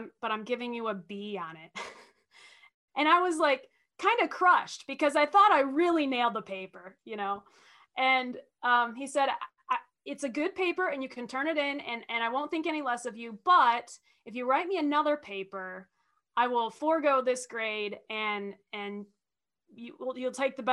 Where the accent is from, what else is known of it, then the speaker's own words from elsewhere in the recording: Oxford, Michigan, United States; also born or lived in Lapeer, Michigan; I grew up in Oxford, Michigan, which is about 20 miles away from where I'm living now